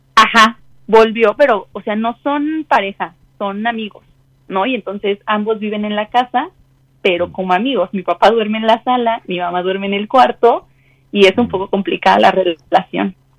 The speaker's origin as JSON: {"language": "Spanish", "region": "Mexico City", "country": "Mexico", "said": "De la Ciudad de México"}